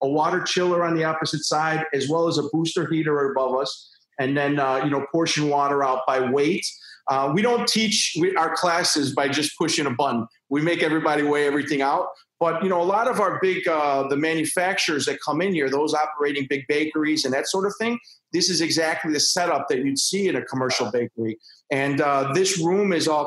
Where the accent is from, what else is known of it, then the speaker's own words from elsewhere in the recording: Chicago, Illinois, United States; I'm from Chicago.